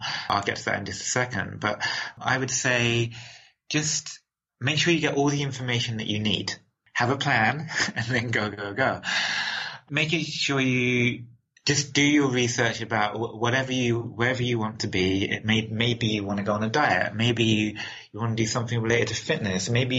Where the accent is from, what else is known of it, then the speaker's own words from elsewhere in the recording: London, United Kingdom; accent: London; So when I was working, I was speaking my original London accent.